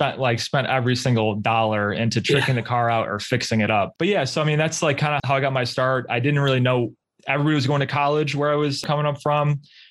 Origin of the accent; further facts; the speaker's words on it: Rochester, New York, United States; So yeah, I am from Rochester, New York, which is about 6 hours outside of New York City. Anything that's like, I guess, west of Albany is considered upstate New York, but we are in fact, Western New York, for those who don't know.